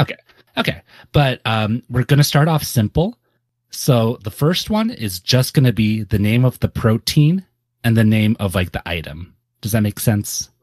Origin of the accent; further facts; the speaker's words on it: Santa Cruz, California, United States; I grew up in Santa Cruz